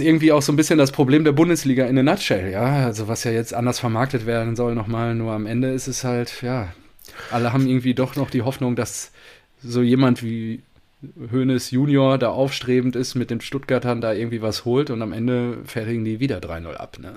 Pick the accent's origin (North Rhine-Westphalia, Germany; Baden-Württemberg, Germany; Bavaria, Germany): North Rhine-Westphalia, Germany; Münster; bei uns in Münster